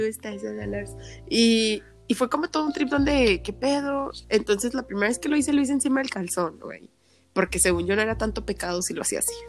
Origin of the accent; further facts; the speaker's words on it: Mexico; como mexicanos siempre hemos sido bien vale madres